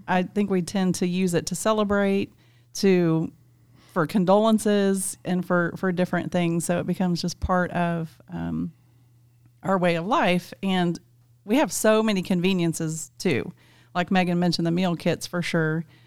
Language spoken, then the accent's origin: English; South Central Kansas, United States; As a kid, I grew up in South Central Kansas, r, very rural, very remote.